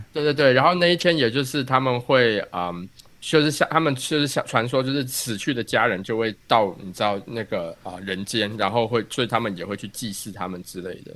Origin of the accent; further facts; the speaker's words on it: Taiwan; now in United States; 我们台湾人一定看过的